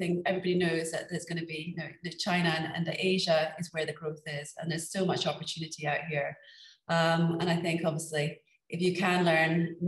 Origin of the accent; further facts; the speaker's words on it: Scotland, United Kingdom; when growing up in Scotland, you kind of, where was I gonna go to university? Of course, it was gonna be in Scotland.